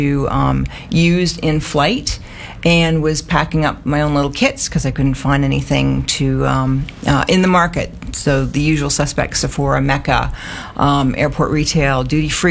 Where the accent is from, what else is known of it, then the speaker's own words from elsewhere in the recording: Canada; moved away as an adult; now in Australia; I've got a funny accent because I'm Canadian, and I've been in Australia for 7 years, but it's not going away